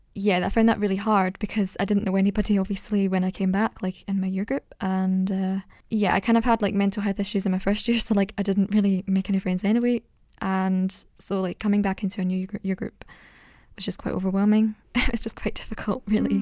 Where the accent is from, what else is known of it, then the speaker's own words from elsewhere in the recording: Scotland, United Kingdom; I'm from Scotland